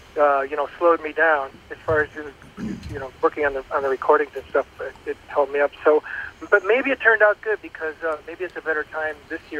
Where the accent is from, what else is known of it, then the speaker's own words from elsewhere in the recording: Bismarck, North Dakota, United States; moved away; also born or lived in Minnesota; I was born in Bismarck, North Dakota.